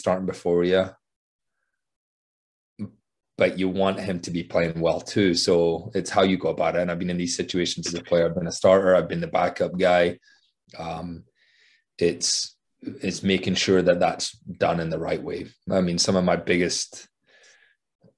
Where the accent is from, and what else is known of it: Scotland, United Kingdom; now in United States